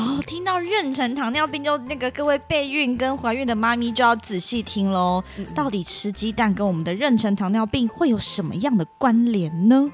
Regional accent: Hsinchu, Taiwan; 我来自新竹

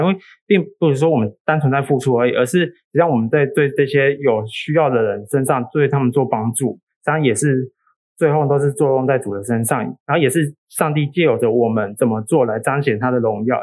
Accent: Taiwan; 我们台湾人

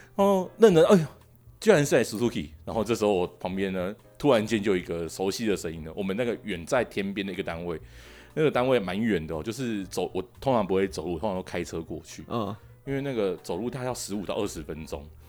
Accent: Taiwan; 我们台湾会直接以那个酒精浓度来做测试

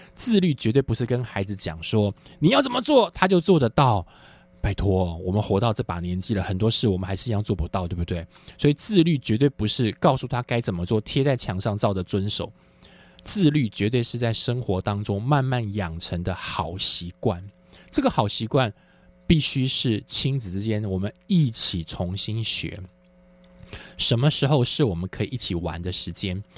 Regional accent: Taiwan; 因为我是在眷村长大的，所以我们眷村的那个，那个环境呢，刚好是在市区和乡村的中间

